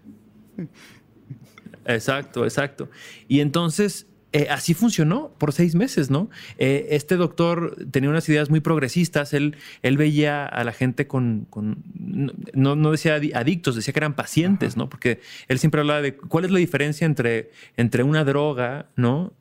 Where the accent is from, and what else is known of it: Mexico